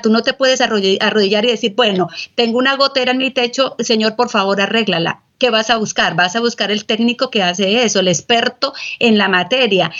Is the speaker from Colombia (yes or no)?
yes; Colombia; moved away as an adult; now in San Antonio, United States; yo soy colombiana